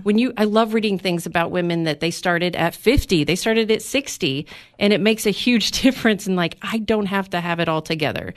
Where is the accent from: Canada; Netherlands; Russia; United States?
United States; McMinnville, Tennessee; also born or lived in Nashville; we just wanted to move back to my hometown to have a small town life.